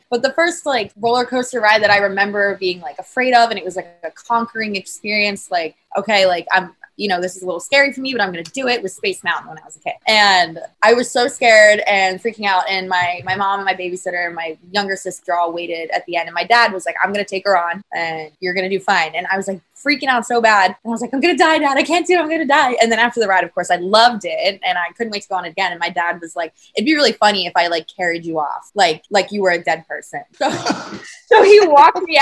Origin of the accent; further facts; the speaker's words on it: Ocean City, New Jersey, United States; now in Orlando, United States; I grew up in Ocean City, New Jersey